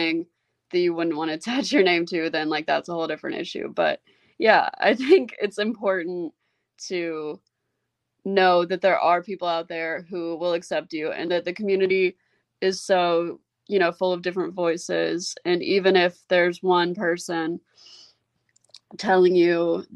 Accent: Memphis, Tennessee, United States; I wouldn't have wanted to be raised anywhere else. I think being raised here really helped like shape who I am

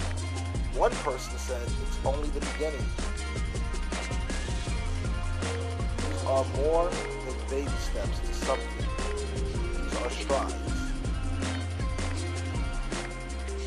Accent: Washington, District of Columbia, United States; now in New York, United States; my hometown of Washington, D.C., my current hometown, New York

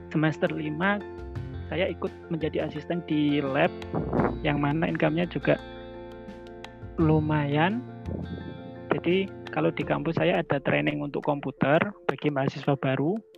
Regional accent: Lamongan, East Java, Indonesia; waktu SMA di Lamongan itu kan kebetulan saya juga ikut di Pramuka

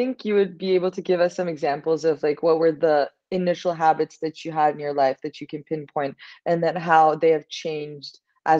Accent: Istanbul, Turkey; now in New York, United States; I'm also living in New York currently, but I'm originally from Istanbul.

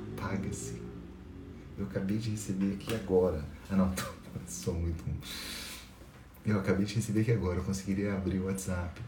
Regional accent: Itajubá, Minas Gerais, Brazil; eu sou de Itajubá, sul de Minas Gerais, uma cidade perto de Poço de Caldas, de Pouso Alegre.

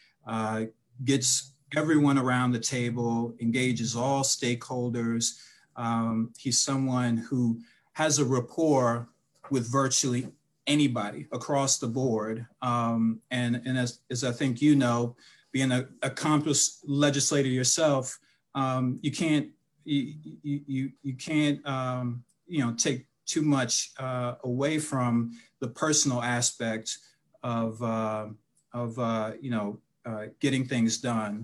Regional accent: Washington, District of Columbia, United States; also born or lived in Silver Spring, Maryland / Alexandria, Virginia / Bowie, Maryland; I was born in Washington, D.C., pretty much raised in the DMV

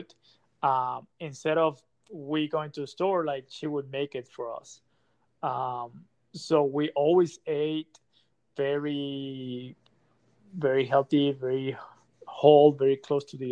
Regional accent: Monterrey, Nuevo León, Mexico; moved away as an adult; also born or lived in Mexico City; now in Utah, United States; I was born and raised in Monterrey, Mexico.

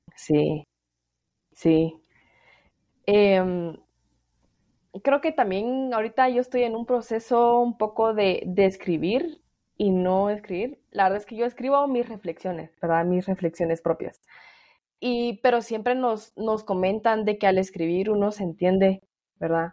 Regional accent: El Salvador; yo soy salvadoreña

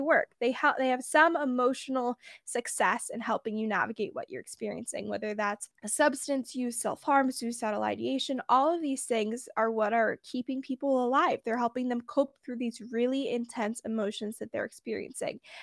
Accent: San Francisco Bay Area, California, United States; I'm from the Bay Area

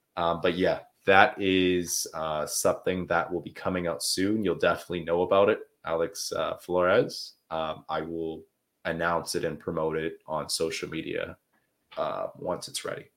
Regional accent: Canada; accent: Canadian; now in Quebec, Canada; I'm from uh, Canada. I'm from the country of Canada. I'm in uh, the French speaking region. It's called Quebec. So, yeah, that's that's where I'm from. If uh, so, my accent is a little bit more Canadian than it is American

